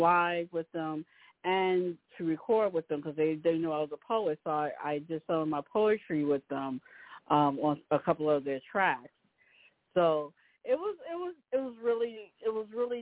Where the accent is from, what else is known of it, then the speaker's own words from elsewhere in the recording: New York City, New York, United States; I'm originally from Rockaway, New York